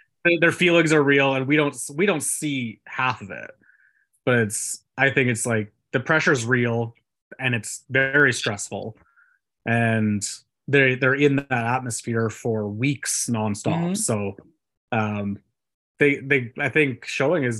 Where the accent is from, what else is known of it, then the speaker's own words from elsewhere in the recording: Alberta, Canada; I'm from Alberta